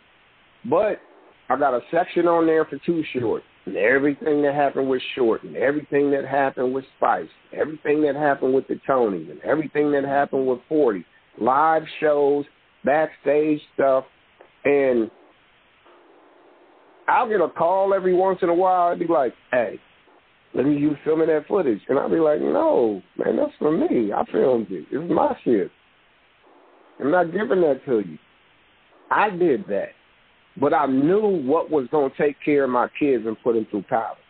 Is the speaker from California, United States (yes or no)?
yes; Hayward, California, United States; I'm from Palmacia